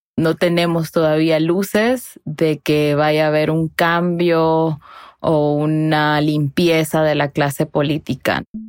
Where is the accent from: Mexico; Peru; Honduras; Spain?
Honduras; yo soy periodista hondureña